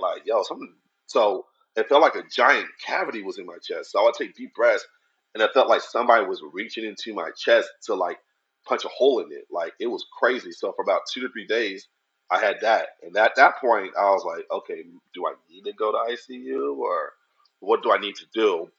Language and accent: English; Arizona, United States; also born or lived in Los Angeles; born and raised in Arizona